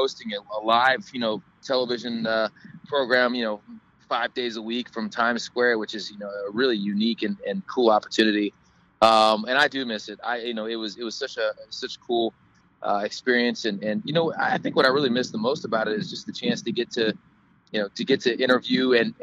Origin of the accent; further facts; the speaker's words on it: Cincinnati, Ohio, United States; I was raised in the Midwest, and I'm from Cincinnati